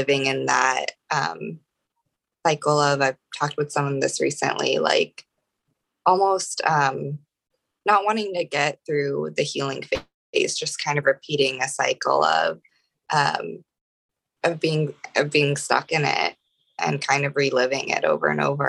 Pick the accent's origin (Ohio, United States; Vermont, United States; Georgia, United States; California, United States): Ohio, United States; moved away as an adult; also born or lived in Austin, Texas; I grew up in Ohio